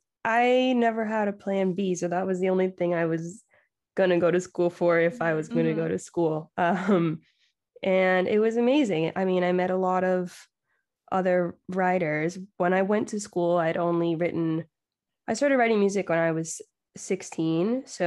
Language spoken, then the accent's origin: English; Miami, Florida, United States; also born or lived in Nashville / Los Angeles; I grew up in Miami where there wasn't a big songwriting community. So moving to Nashville